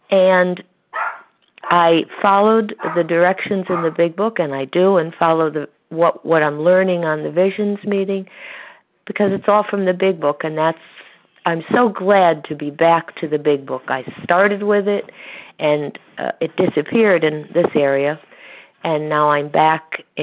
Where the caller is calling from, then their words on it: Connecticut, United States; from Connecticut, and I am a recovered compulsive overeater.